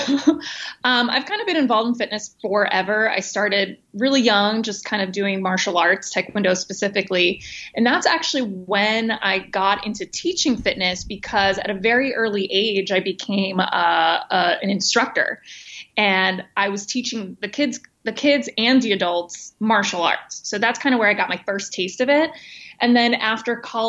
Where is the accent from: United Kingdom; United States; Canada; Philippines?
United States; East Coast; moved away as an adult; also born or lived in New York; now in San Diego, United States; I'm from the East Coast originally